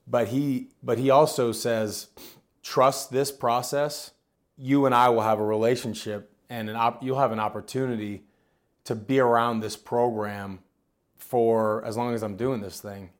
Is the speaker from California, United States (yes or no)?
no; Northern Virginia, United States; also born or lived in Alexandria, Virginia / Ashburn, Virginia; born and raised in Northern Virginia, uh, born in Mount Vernon, Alexandria area, and I lived there until I was nine or ten